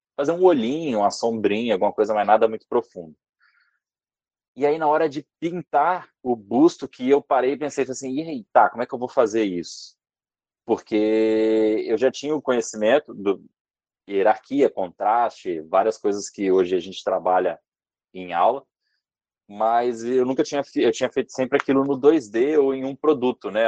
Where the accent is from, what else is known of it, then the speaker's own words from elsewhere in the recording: Vitória, Espírito Santo, Brazil; Eu sou da Vitória no Espírito Santo